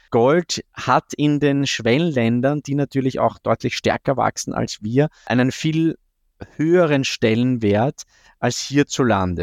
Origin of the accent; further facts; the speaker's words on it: Austria; ich als Österreicher